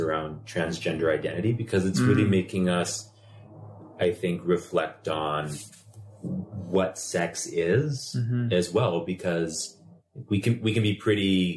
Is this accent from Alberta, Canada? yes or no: yes; Northern Alberta, Canada; I grew up in Northern Alberta